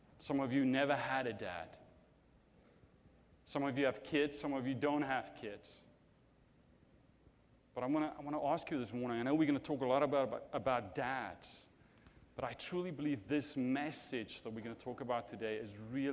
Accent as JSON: {"language": "English", "country": "South Africa", "moved": "yes", "said": "I'm from South Africa"}